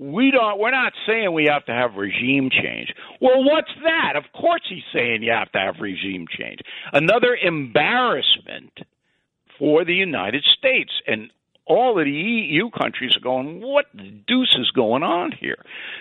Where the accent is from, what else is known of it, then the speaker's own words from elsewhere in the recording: Ireland; because obviously I'm Irish